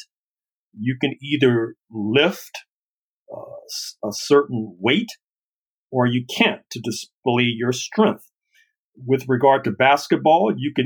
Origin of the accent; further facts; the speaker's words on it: St. Louis, Missouri, United States; I grew up in St. Louis, Missouri